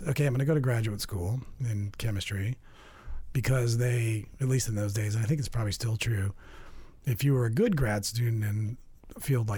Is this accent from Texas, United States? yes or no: yes; Texas, United States; moved away as an adult; also born or lived in Ocean Beach, San Francisco; now in San Francisco, United States; I grew up in Texas